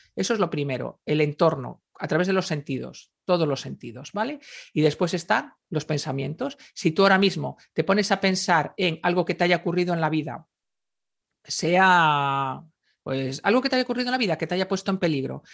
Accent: Galicia, Spain; yo soy gallega, me crié en Galicia

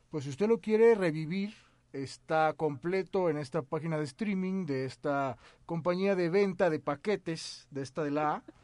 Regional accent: Mexico

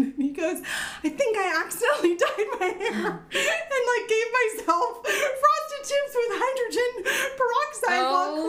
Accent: North Carolina, United States; Oh, my home state.

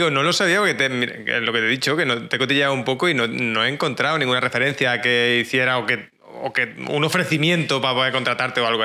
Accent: Jaén, Andalusia, Spain; De Jaén.

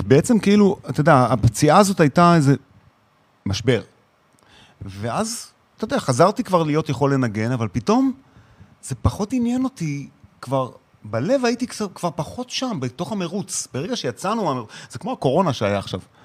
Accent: Israel; moved away as an adult; ילד ישראלי

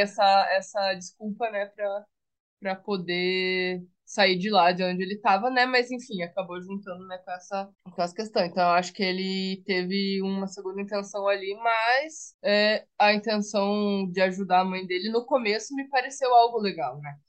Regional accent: Paraná, Brazil; Eu sou do Paraná

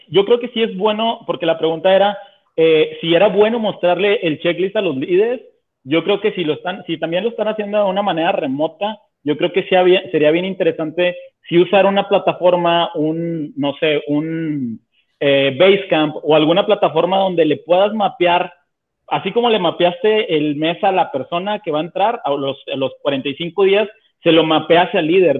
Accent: Monterrey, Nuevo León, Mexico; todos somos de Monterrey

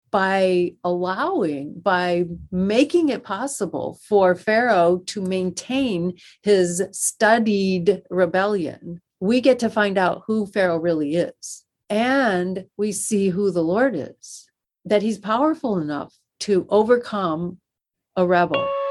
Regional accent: Western New York, United States; moved away as an adult; also born or lived in Wheaton, Illinois; I grew up in Western New York

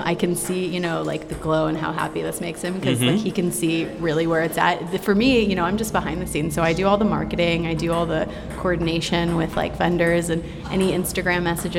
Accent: Santa Monica, California, United States; I'm from the West Side, born and raised in Santa Monica

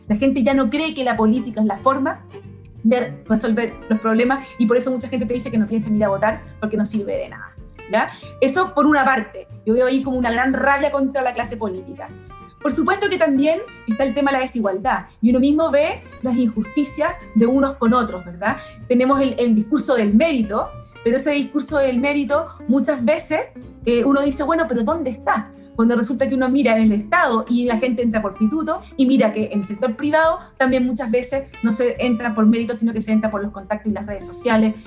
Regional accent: Santiago, Santiago Metropolitan Region, Chile; also born or lived in Paraguay / Germany / Ñuñoa; cuando llegué a Chile, yo nací en Paraguay, eh, aunque soy hija de padres chilenos. Eh, cuando llegué a Chile a los 5 años viví en Providencia

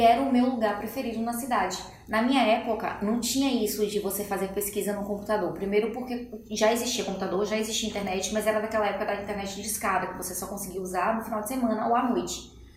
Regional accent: Salvador, Bahia, Brazil; moved away; quando eu era criança, morava em Salvador

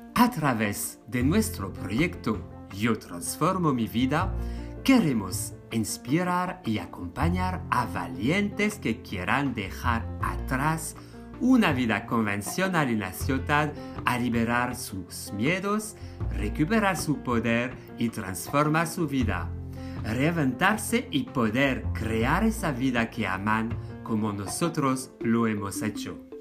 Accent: France; Spanish is a second language; moved away as an adult; now in Spain; un hombre francés de 45 años.

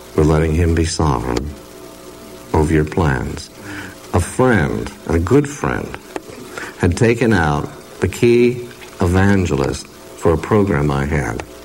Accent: Oregon, United States; glad I'm from Oregon. We don't talk that way

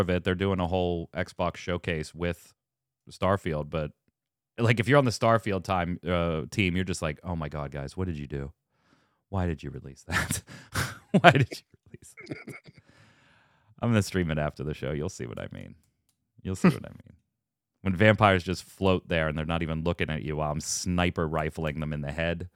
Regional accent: United States; I'm an American

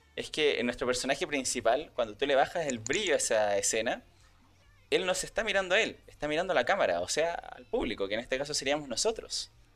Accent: Chile; como buen chileno

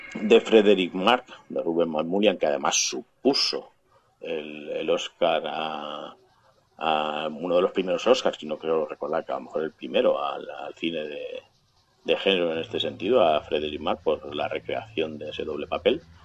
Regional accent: Valencia, Valencian Community, Spain; aquí en Valencia, mi ciudad natal

